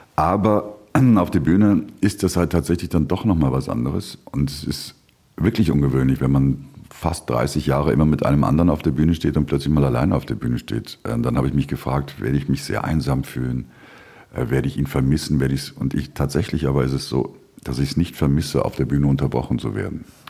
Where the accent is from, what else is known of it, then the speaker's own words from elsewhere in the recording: Duisburg, North Rhine-Westphalia, Germany; accent: norddeutsch; moved away as an adult; now in Vienna, Austria; ich komme aus Duisburg